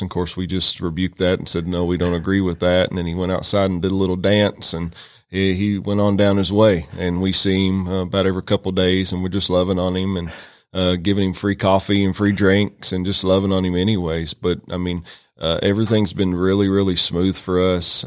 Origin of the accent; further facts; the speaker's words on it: Western Kentucky, United States; moved away as an adult; now in Rome, United States; I'm from Kentucky originally